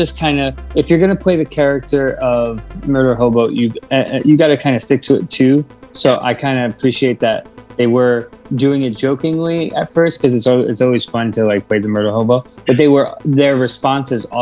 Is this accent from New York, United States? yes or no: yes; New York City, New York, United States; I am from Brooklyn, I really don't do a very good Brooklyn accent